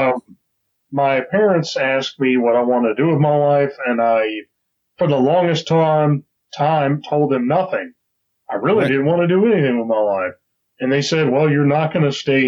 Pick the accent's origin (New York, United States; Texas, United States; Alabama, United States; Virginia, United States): Alabama, United States; Auburn; I am originally from a town called Auburn, Alabama